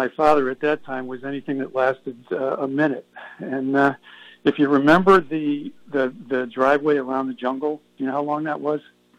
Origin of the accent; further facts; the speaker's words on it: East Hartford, Connecticut, United States; I'm from East Hartford, which is a half hour away from the store's campus